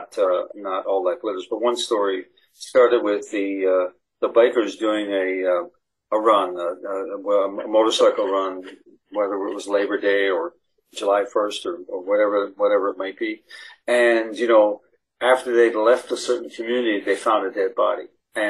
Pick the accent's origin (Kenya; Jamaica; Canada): Canada; St. John's, Newfoundland and Labrador; I'm from St. John's, the capital city.